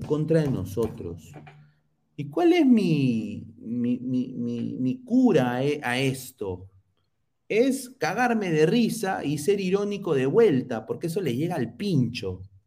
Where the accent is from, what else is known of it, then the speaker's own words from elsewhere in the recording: Lima, Peru; como limeño de pura cepa